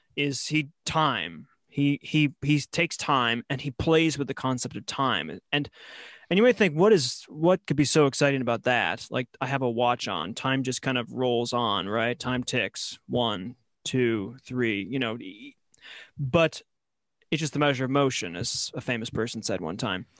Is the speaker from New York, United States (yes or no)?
yes; Buffalo, New York, United States; moved away; also born or lived in Oxford; I grew up in Buffalo